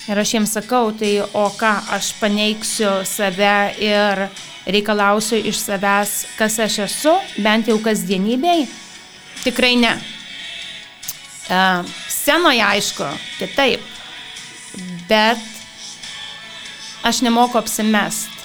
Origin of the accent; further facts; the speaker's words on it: Alytus, Alytus County, Lithuania; moved away; gimiau ir augau Alituje.